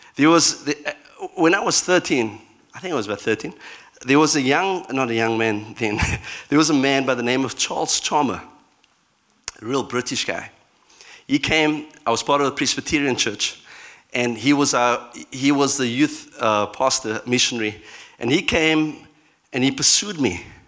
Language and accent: English; Cape Town, Western Cape, South Africa; my, my um, background in South Africa, I'm from Cape Town